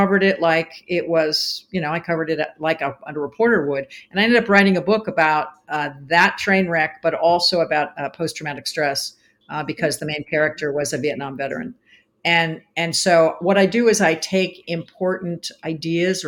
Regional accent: East Coast, United States; now in Arizona, United States; I'm from the East Coast.

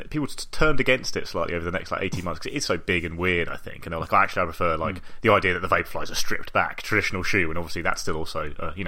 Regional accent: London, United Kingdom; I come from London

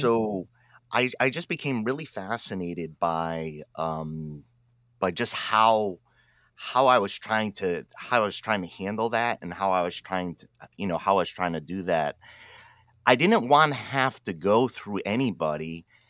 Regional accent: Pawtucket, Rhode Island, United States; now in Oregon, United States; I grew up in Pawtucket, Rhode Island, East Coast

